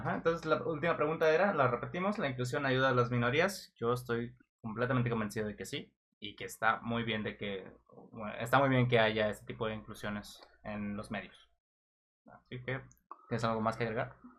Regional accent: Mexico; yo como mexicano

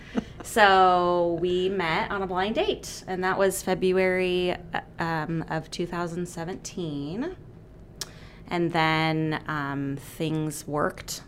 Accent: Gresham, Oregon, United States; also born or lived in Redmond, Washington / Auburn, Washington / Portland, Oregon; we moved to Gresham, and my parents are still in the same house. Um, and grew up at Good Shepherd, and then um, I graduated from Barlow.

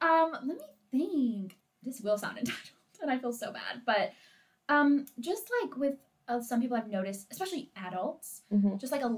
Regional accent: Oregon, United States; moved away as an adult; also born or lived in Portland, Oregon; now in Arkansas, United States; I'm from Oregon.

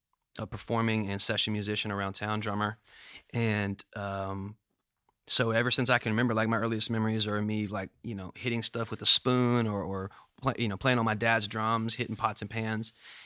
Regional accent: Memphis, Tennessee, United States; I am. I was born and raised actually like a block or two away from here. I was born on Nelson, which is right around the corner.

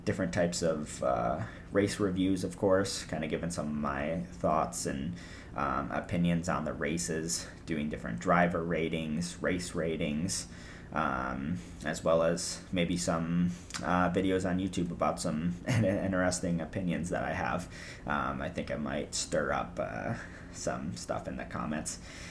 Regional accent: United States; I'm from America

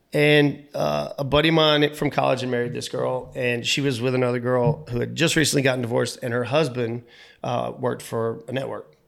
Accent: North Myrtle Beach, South Carolina, United States; I was born in North Myrtle Beach

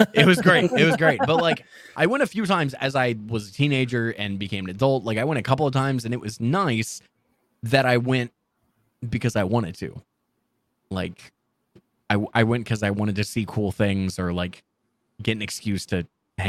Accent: Midwest, United States; also born or lived in Florida, United States; In the Midwest.

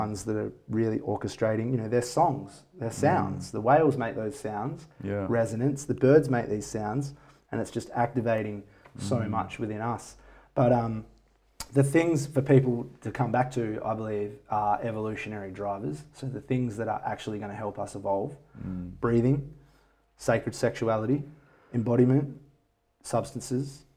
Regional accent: Bindoon, Western Australia, Australia; now in Perth, Australia; I felt my hometown in Bindoon.

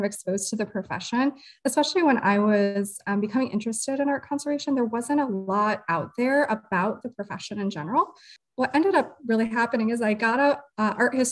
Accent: Oregon, Ohio, United States; also born or lived in Toledo, Ohio; I am a Toledo native. I actually was born in Toledo, but grew up in Oregon. So out by the lake area

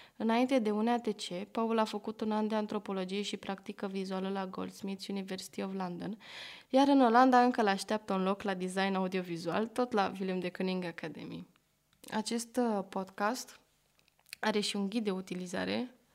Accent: Bucharest, Romania; also born or lived in Rotterdam, Netherlands; M-am născut și am crescut în Berceni, București, unde am terminat școala generală.

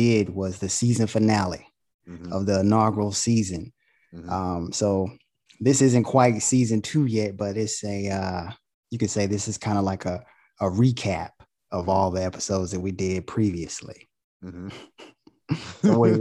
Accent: Goldsboro, North Carolina, United States; now in Charlotte, United States; from Goldsboro, North Carolina

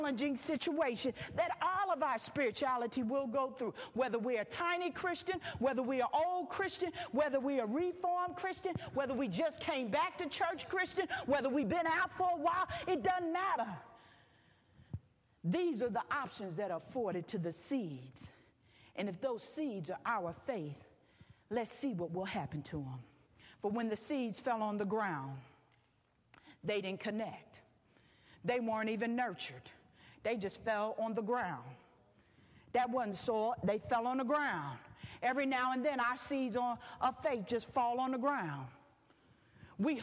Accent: Philadelphia, Pennsylvania, United States; moved away as an adult; now in Houston, United States; I'm from the East Coast.

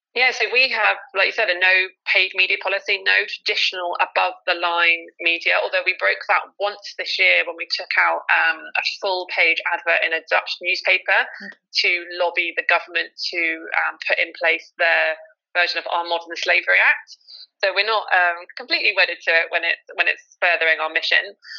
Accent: United Kingdom; also born or lived in Ireland; I grew up when I was younger in the, the UK, so I didn't really get the accent.

